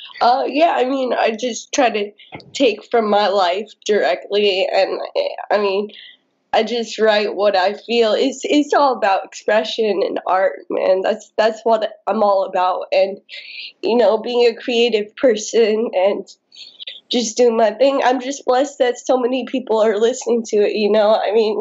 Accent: United States; also born or lived in India / United Kingdom; I mean, I've been living in the States my entire life since I was like 3.

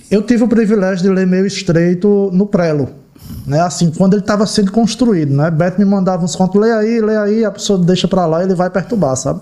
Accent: Ceará, Brazil; moved away; also born or lived in João Pessoa, Paraíba; Eu sou de Ceará, eu cresci lá

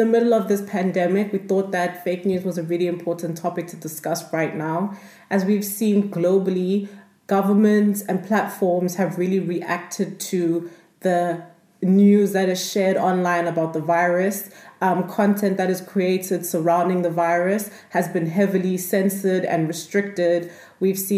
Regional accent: South Africa; moved away as an adult; also born or lived in Nigeria; now in Vienna, Austria; I was born in Nigeria and I went to school and grew up most of my life in South Africa

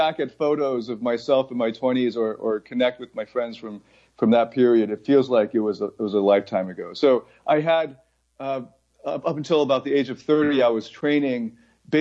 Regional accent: Mississauga, Ontario, Canada; moved away as an adult; also born or lived in Taiwan / United States / Scarborough / Toronto; now in Bangkok, Thailand; I was born in Taiwan, and then at around 4 years old, we immigrated to the States, and then I think about 4 years later or so, we moved to Toronto. And then we bounced around like Scarborough to Mississauga, back to Scarborough, ended up in Mississauga, and then stayed there for basically 20 years

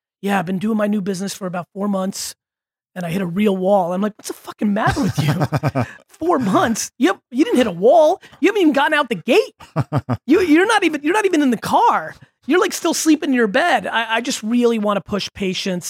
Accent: Russia; moved away; I was born in Russia

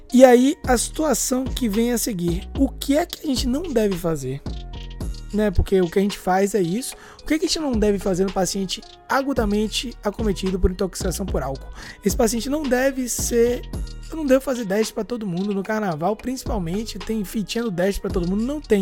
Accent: Salvador, Bahia, Brazil; nós somos de Salvador, Bahia

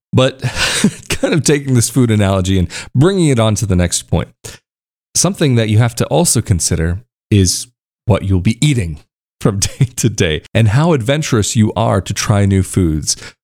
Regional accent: United States; moved away as an adult; growing up in the States

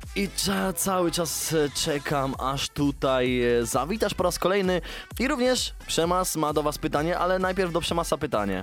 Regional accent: Sworne Gacie, Pomeranian Voivodeship, Poland; pochodzę ze Sfornych Gaci

